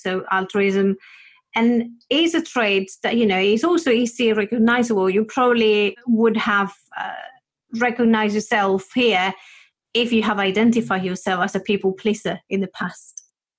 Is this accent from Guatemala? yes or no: no; Spain; I come from Spain